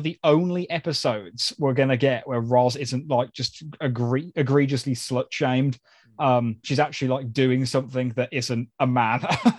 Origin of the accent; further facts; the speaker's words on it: New Zealand; accent: New Zealand; Key, your impression of my New Zealand accent is not quite there. Keep trying. I expect all my listener mail to be read in my native tongue from now on.